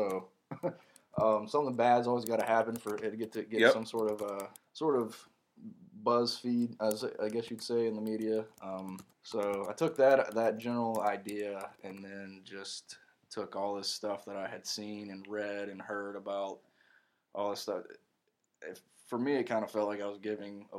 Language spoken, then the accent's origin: English; Morganton, North Carolina, United States; my hometown of Morganton, where the Broughton State Hospital is